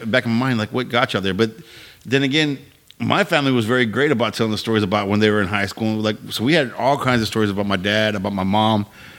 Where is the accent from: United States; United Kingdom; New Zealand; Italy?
United States; Victoria, Texas; Yeah, I grew up in Victoria. So it was like you couldn't do shit in Victoria